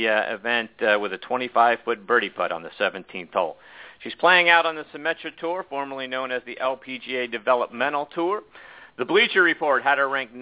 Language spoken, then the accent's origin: English; Pittsburgh, Pennsylvania, United States; I'm from Pittsburgh